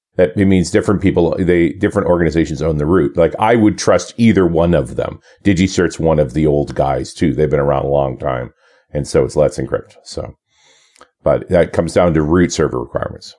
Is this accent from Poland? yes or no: no; Canada; coming back to Canada as a Canadian